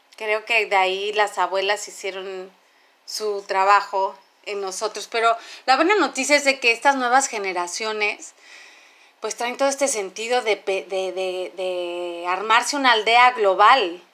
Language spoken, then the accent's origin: Spanish; Mexico; como mexicanos